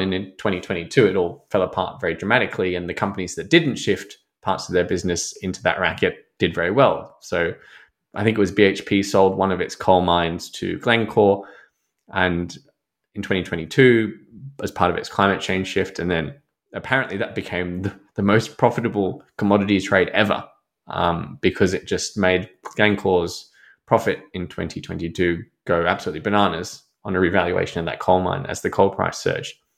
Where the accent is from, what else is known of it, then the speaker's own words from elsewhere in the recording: Germany; now in Australia; as a German